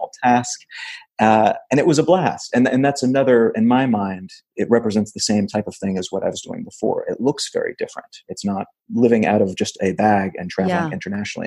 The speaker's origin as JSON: {"language": "English", "region": "Missouri", "country": "United States", "tie": "born or raised there", "also_born_or_lived": "Los Angeles / Wichita, Kansas / Memphis, Tennessee", "moved": "as an adult", "said": "I grew up in Missouri"}